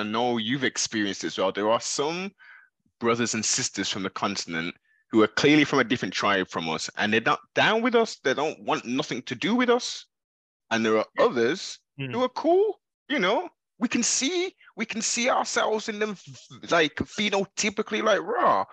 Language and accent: English; United Kingdom; if we look on our passports, we are now classed as Black British